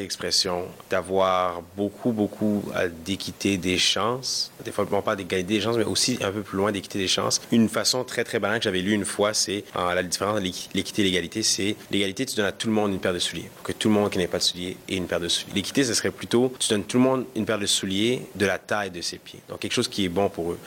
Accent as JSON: {"language": "French", "town": "Montreal", "region": "Quebec", "country": "Canada", "tie": "born or raised there", "also_born_or_lived": "Edmonton, Alberta", "first_language": "Kinyarwanda", "second_language": "French", "said": "Je suis né à Montréal, d'origine rwandaise."}